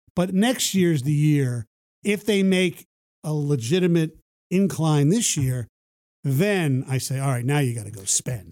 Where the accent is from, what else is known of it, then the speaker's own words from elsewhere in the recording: East Coast, United States; now in Detroit, United States; I grew up on the East Coast